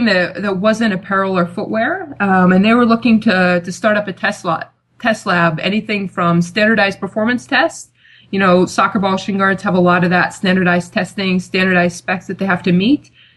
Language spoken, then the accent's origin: English; United States; also born or lived in Loughborough; I am American